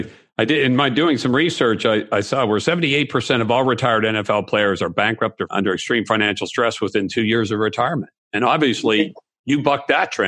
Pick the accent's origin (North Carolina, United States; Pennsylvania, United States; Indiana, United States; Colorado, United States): Pennsylvania, United States; Pittsburgh; moved away; I'm originally from Pittsburgh